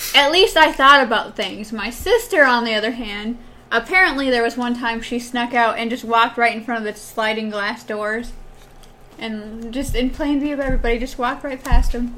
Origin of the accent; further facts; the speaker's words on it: Wisconsin, United States; moved away; I'm originally from Wisconsin.